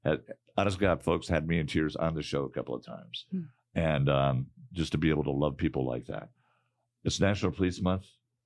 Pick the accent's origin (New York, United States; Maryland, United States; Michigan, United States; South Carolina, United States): Michigan, United States; Detroit; now in Arizona, United States; my hometown of Detroit, Michigan